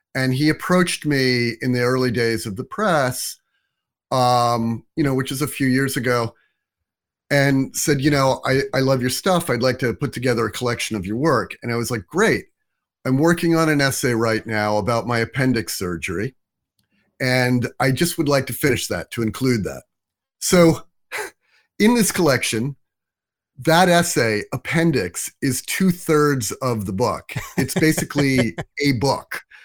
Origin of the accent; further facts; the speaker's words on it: suburbs of New Jersey, United States; moved away as an adult; also born or lived in New York City; now in Brooklyn, United States; I was born in New York, but I didn't grow up here. I grew up in the suburbs of New Jersey, just outside of New York City